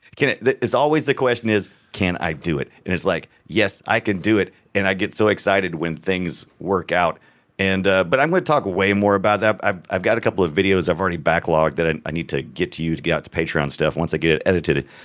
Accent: United States; I'm a, I'm an American

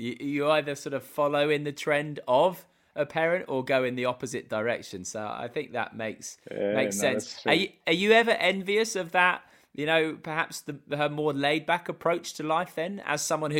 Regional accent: England, United Kingdom; we as English people, or as British people

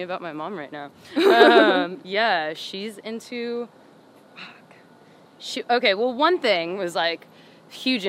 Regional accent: Pembroke Pines, Florida, United States; also born or lived in Miami, Florida; I was born in Miami. And then I think when my mom had my brother, we moved to Pembroke Pines

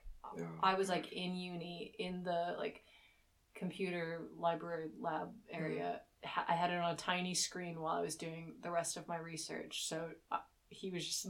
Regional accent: United States; moved away as an adult; now in England, United Kingdom; because I'm American

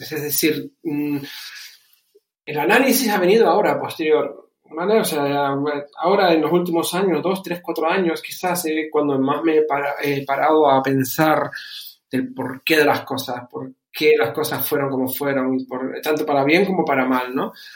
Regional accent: Canary Islands, Spain; moved away as an adult; also born or lived in Germany; now in Bucharest, Romania; he criado, como dijiste, dijiste, desde los 11 en, España, concretamente en Canarias. De ahí mi, mi acento

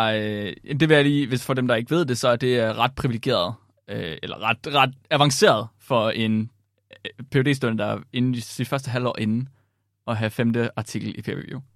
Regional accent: Herning area, West Jutland, Central Denmark Region, Denmark; moved away; also born or lived in Vildbjerg; jeg kommer fra, fra Herning, området

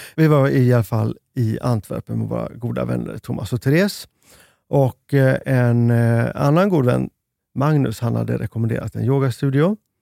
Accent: Sweden; vi i Sverige

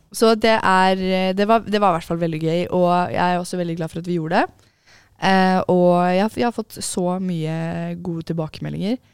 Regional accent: Oslo, Norway; jeg er fra Oslo

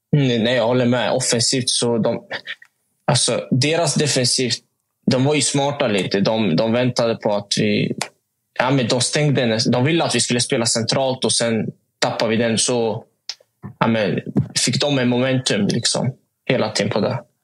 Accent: Motala, Östergötland, Sweden; moved away; hemma i Motala

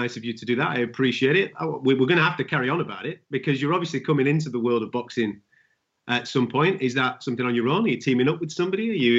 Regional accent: United Kingdom; I can only speak as a British guy following my British fighters, and we've got six world champions at the moment.

